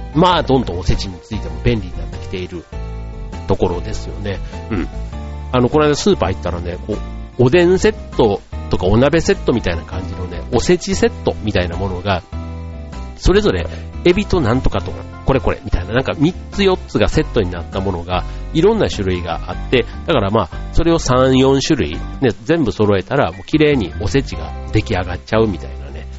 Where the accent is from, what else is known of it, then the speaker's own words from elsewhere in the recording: Osaka, Japan; moved away; 僕の実家のある大阪に帰ってしまっていて